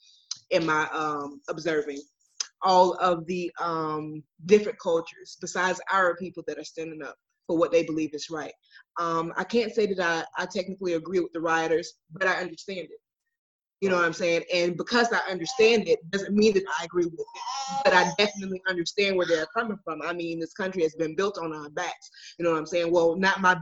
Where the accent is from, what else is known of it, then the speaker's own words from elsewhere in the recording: Milwaukee, Wisconsin, United States; I'm from Milwaukee